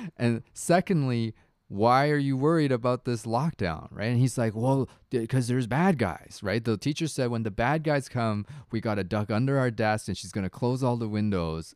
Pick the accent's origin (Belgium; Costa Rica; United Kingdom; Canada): Canada; Toronto, Ontario; growing up in Toronto, like, I was a child of, like, first generation immigrants